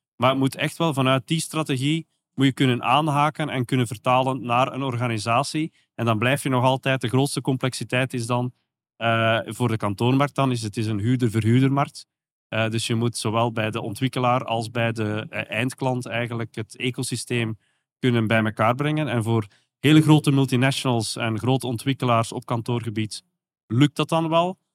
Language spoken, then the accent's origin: Dutch; Belgium; accent: soft G; zoals je kan horen aan mijn zachte G